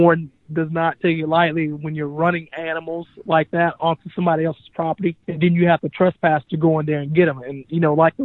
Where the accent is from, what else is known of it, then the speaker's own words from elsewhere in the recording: Hilliard, Florida, United States; moved away as an adult; now in Minnesota, United States; growing up in North Florida, our city that I grew up in is called Hilliard, Florida